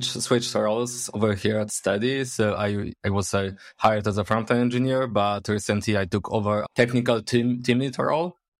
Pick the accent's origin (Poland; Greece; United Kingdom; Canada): Poland; Poznań, Greater Poland; English is a second language; I'm from Poznań, Poland. Born and raised, actually